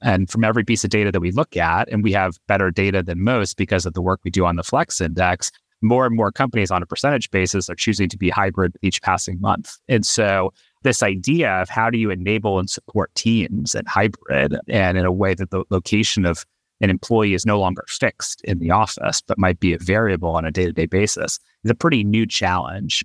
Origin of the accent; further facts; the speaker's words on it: Atlanta, Georgia, United States; We grew up in Atlanta, and our high school was twenty-five miles away from where we lived.